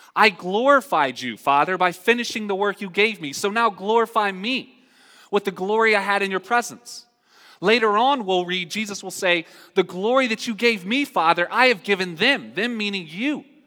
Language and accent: English; North Carolina, United States; I'm from North Carolina.